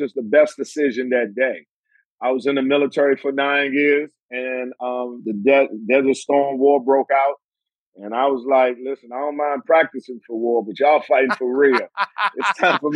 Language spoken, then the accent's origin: English; Washington, District of Columbia, United States; I'm from Southeast D.C.